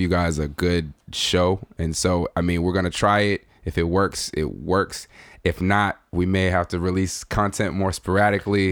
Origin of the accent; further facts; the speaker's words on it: Nigeria; being a Nigerian, being a native Nigerian